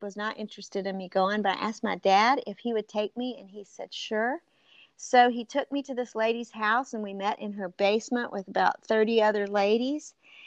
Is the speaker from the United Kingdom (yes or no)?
no; the South, United States; I grew up in the South, still live in the South